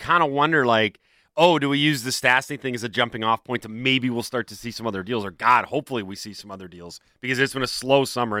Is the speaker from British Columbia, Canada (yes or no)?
yes; Vancouver, British Columbia, Canada; we're from Vancouver.